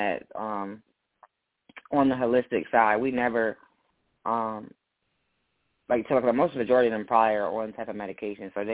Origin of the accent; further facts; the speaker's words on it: Maryland, United States; I'm from Maryland